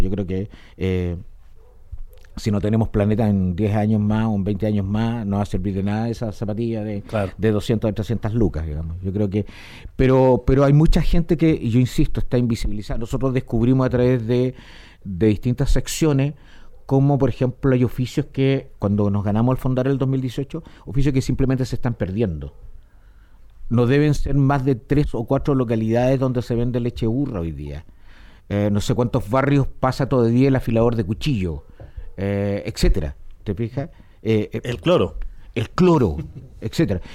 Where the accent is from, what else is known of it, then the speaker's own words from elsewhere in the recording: Chile; tenemos muchos chilenos